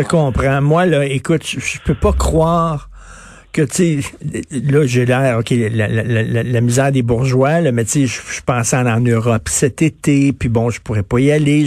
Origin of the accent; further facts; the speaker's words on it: Montreal, Quebec, Canada; les Montréalais, nous autres, on veut sortir de Montréal